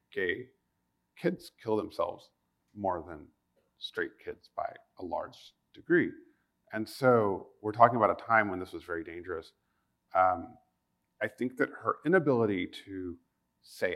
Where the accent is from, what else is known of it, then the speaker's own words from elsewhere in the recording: United States; as an American